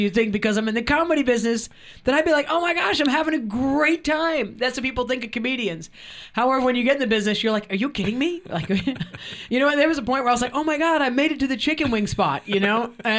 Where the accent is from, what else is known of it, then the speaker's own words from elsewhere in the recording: New York, United States; now in Los Angeles, United States; It is a rainy day in Los Angeles, which is really funny because I'm a New Yorker.